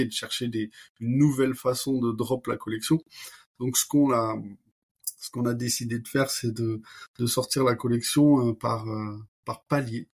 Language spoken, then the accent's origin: French; Toulouse, Occitania, France; moved away as an adult; also born or lived in California / Barcelona; école de commerce à Toulouse, donc je suis toulousain